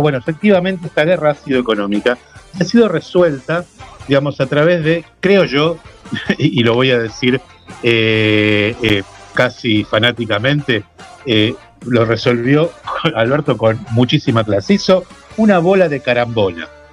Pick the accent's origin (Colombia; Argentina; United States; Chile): Argentina; Avellaneda, Buenos Aires Province; Nosotros somos de Avellaneda, de zona